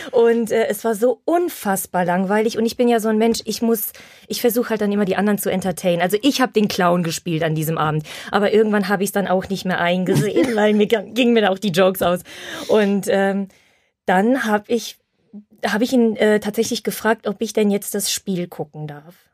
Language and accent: German; Silesian Voivodeship, Poland; Deshalb darf ich das sagen. Bei uns in Schlesien, äh, wenn jetzt kein Corona ist und es, es ist Frühling, kommen die Männer immer in so einem Polo-T-Shirt